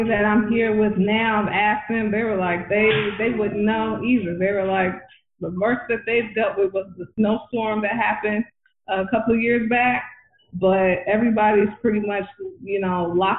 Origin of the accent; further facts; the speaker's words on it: California, United States; now in Atlanta, United States; I'm originally from California